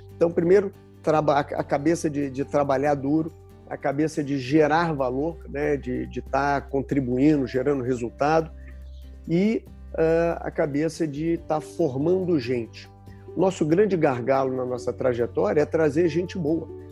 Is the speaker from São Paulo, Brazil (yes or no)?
no; Rio de Janeiro, Brazil; eu sou carioca, né, morei grande parte da minha vida no, no Rio